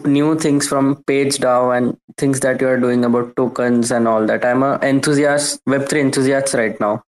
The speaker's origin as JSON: {"language": "English", "country": "India", "said": "Hi, guys. I'm from India"}